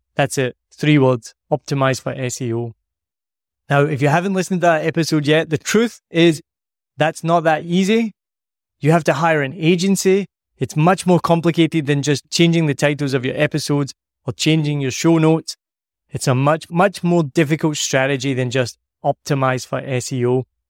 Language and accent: English; Scotland, United Kingdom; I'm Scottish